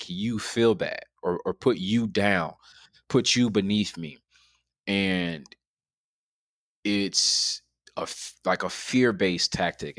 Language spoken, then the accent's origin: English; Chicago, Illinois, United States; Growing up in Chicago